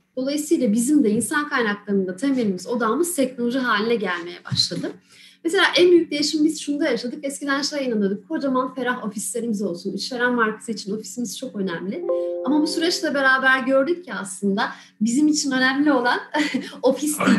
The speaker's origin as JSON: {"language": "Turkish", "region": "Balıkesir", "country": "Turkey", "tie": "born or raised there", "moved": "as an adult", "said": "Aslen Balıkesirliyim, ailem de orada. Üniversiteyle beraber buraya geldim."}